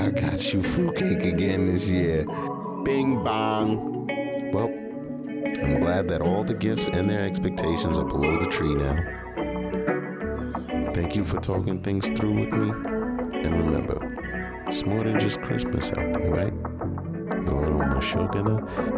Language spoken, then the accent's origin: English; New York City, New York, United States; now in Texas, United States; I was born in Brooklyn, and my parents are Nigerian